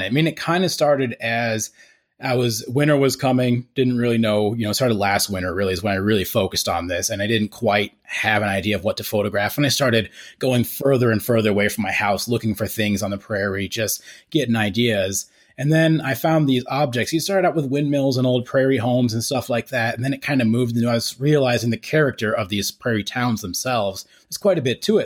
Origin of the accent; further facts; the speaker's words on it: Estes Park, Colorado, United States; now in Greeley, United States; we moved to Estes Park when I was about nine, so I went to middle and high school there